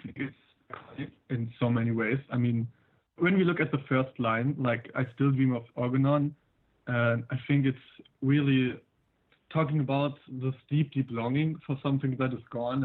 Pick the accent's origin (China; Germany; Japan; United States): Germany; Berlin; I'm 18. I'm from Berlin.